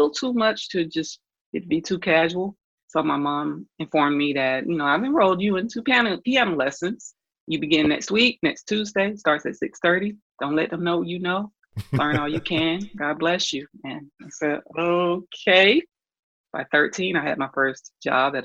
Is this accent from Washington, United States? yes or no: no; Atlanta, Georgia, United States; I'm from Atlanta, Georgia. I was born in Grady Hospital. I'm a Grady baby. Went to Atlanta Public Schools